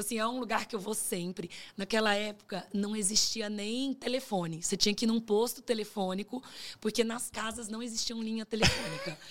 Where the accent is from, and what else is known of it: Pará, Brazil; born or raised there; also born or lived in Minas Gerais / Canada; now in São Paulo, Brazil